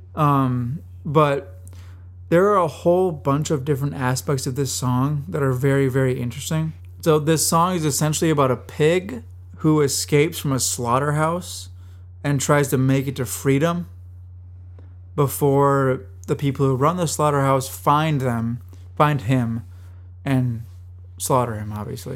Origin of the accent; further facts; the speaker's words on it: Minnesota, United States; I'm from Minnesota